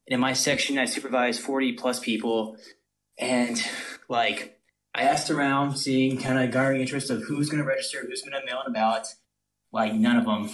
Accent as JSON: {"language": "English", "region": "North Louisiana", "country": "United States", "said": "I am from Louisi-, North Louisiana"}